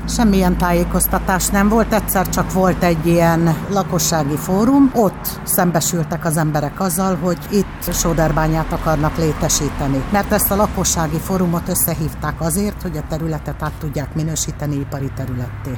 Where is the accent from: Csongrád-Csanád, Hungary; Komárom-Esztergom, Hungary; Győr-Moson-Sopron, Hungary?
Komárom-Esztergom, Hungary; Pilismarót; moved away as an adult; also born or lived in Budapest; itt nőttem föl, aztán elköltöztem Pestre munkavéget